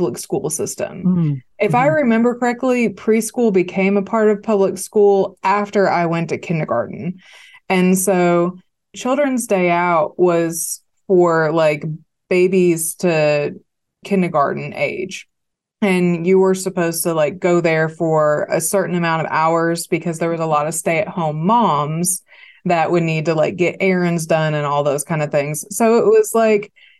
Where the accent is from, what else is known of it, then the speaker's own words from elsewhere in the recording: Arkadelphia, Arkansas, United States; accent: Southern; also born or lived in New York; I was raised in Arkansas. I'm the only person in my family with a Southern accent.